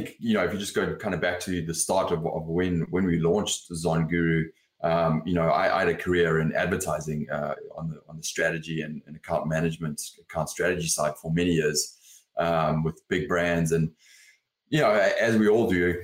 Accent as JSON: {"language": "English", "country": "South Africa", "tie": "born or raised there", "also_born_or_lived": "London, United Kingdom", "moved": "yes", "lives_now": "Los Angeles, United States", "said": "I grew up in South Africa"}